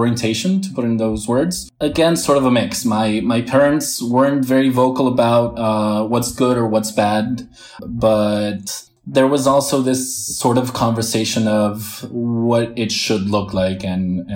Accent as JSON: {"language": "English", "town": "Premià de Mar", "region": "Catalonia", "country": "Spain", "tie": "born or raised there", "also_born_or_lived": "Barcelona / United States", "said": "I was born in Barcelona, but grew up in this area for a while, and I lived in the States also"}